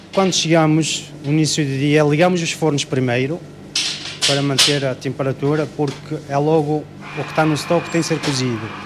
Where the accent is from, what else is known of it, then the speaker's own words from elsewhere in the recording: Ouarzazate, Drâa-Tafilalet, Morocco; Portuguese is a second language; moved away as an adult; now in Vila Nova de Gaia, Portugal; Eu sou de Marrocos, naturalidade de Marrocos.